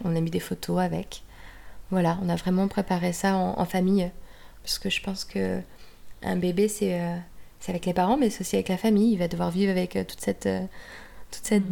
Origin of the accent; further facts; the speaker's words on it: Normandy, France; now in Munich, Germany; si j'étais en Normandie, est-ce que je suis normande Bah oui